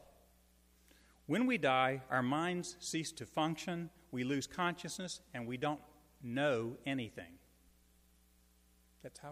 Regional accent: Shreveport, Louisiana, United States; I'm a native of Shreveport

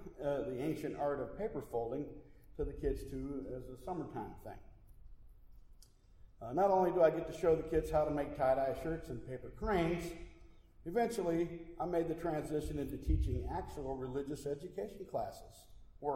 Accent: Milwaukee, Wisconsin, United States; my hometown of Milwaukee

